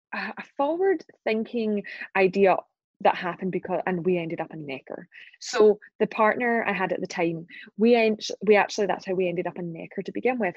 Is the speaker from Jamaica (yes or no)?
no; Glasgow, Scotland, United Kingdom; accent: Scottish; right now I'm in Glasgow in Scotland. That's my hometown. It's where I'm from